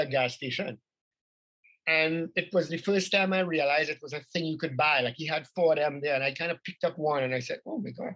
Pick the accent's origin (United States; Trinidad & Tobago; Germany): Trinidad & Tobago; people from Trinidad, because, you know, 45% of our population is from India